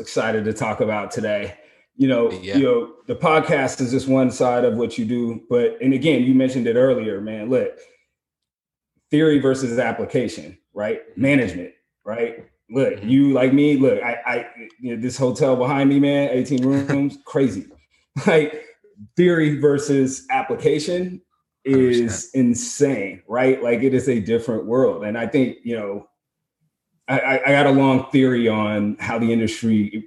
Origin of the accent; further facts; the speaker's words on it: Portland, Oregon, United States; I'm from Portland